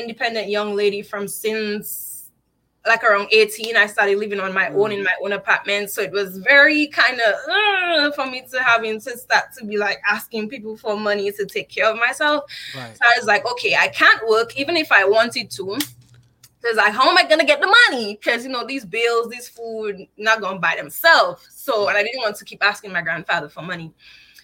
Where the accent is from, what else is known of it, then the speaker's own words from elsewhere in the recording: Dominica; moved away as an adult; now in United States; I'm from Dominica, not the Dominican Republic